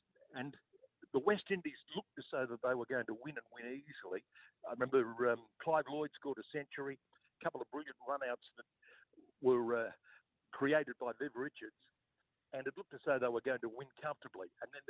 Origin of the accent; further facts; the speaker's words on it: Brisbane, Queensland, Australia; I was born and raised in Brisbane, and when I finished school in 1966